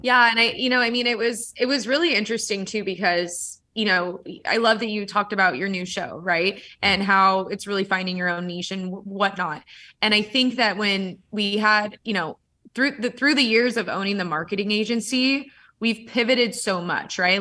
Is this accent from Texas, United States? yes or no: no; San Diego, California, United States; I'm from San Diego